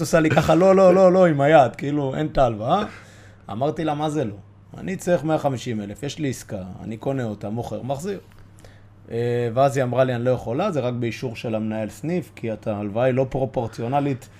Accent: Bat Yam, Tel Aviv District, Israel; אני ועדי חברי ילדות, גדלנו בבת ים

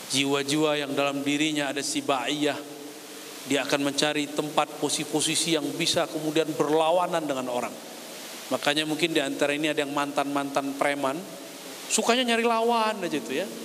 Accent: Padang, West Sumatra, Indonesia; saya orang Minang, orang Padang tapi nggak bisa bisa dagang

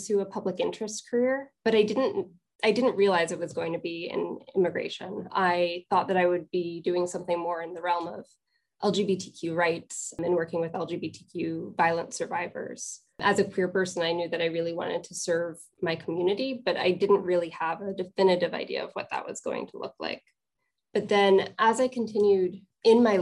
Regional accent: Columbia County, upstate New York, United States; moved away as an adult; also born or lived in Troy, New York; I am from upstate New York. I grew up in Columbia County. I went to high school in Troy

